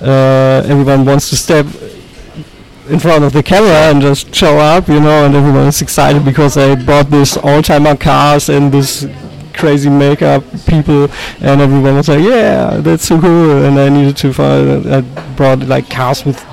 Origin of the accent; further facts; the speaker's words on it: Unna, North Rhine-Westphalia, Germany; my hometown, Unna, near Dortmund, in West Germany.